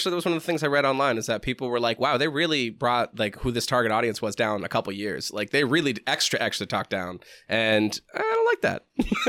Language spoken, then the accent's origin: English; Boston, East Coast, United States; moved away; I'm from the East Coast. I lived in Boston.